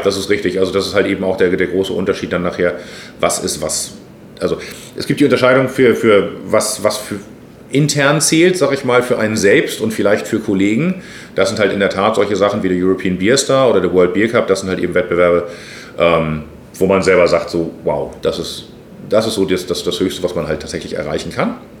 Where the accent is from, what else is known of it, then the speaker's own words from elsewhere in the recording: Hamburg, Germany; ich bin hier aufgewachsen äh, im Stadtteil, aber Harburg ist Hamburg